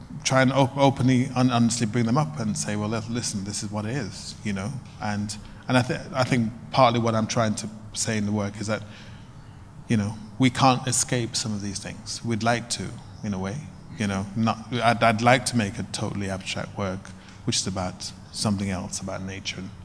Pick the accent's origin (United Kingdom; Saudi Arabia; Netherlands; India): United Kingdom; I'm black, I'm from Britain